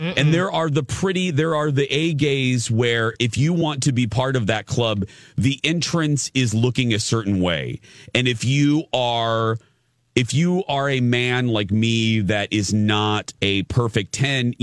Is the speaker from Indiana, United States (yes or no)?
yes; Michigan City, Indiana, United States; moved away; being in Michigan City, my hometown, for the reunion